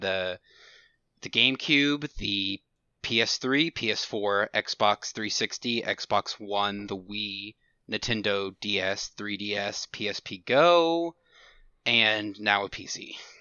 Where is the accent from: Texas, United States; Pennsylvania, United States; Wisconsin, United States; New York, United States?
Texas, United States; Houston area; I've lived in the same town my whole life. It's, I'm not gonna say the name of the city, but, um, it's, it's in the Houston area